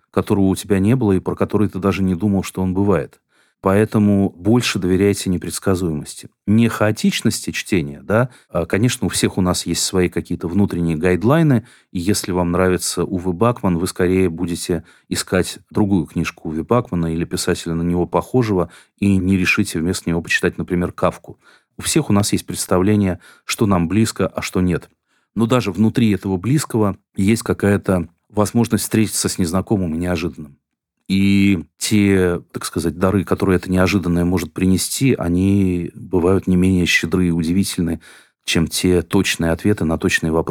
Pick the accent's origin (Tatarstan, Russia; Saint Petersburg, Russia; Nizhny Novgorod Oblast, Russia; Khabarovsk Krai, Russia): Tatarstan, Russia; Kazan; все думаете, что если я из Казани, то вот это мне должно быть интересно.